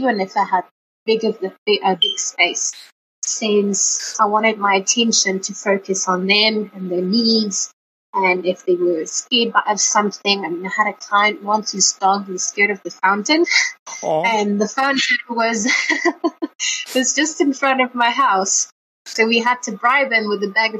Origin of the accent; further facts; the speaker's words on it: Johannesburg, Gauteng, South Africa; also born or lived in France; I've been in Joburg for quite almost all my life